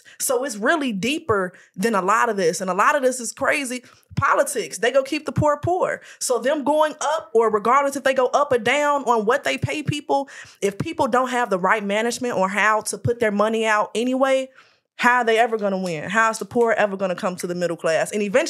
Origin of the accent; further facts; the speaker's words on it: Chicago, Illinois, United States; now in Los Angeles, United States; I mean, I'm from Chicago. It's a liquor store on every corner. Like, I grew up only seeing liquor stores.